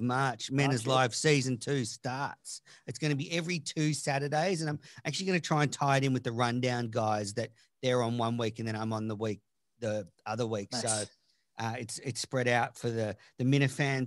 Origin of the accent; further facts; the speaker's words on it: Australia; I'm Australian